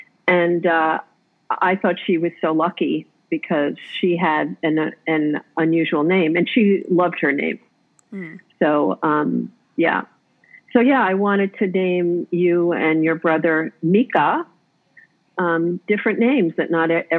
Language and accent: English; New York City, New York, United States; I was born actually in New York City.